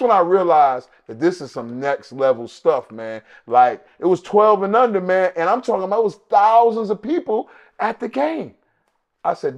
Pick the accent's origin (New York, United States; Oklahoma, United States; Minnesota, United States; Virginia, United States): New York, United States; now in Atlanta, United States; I'm from New York. I play football.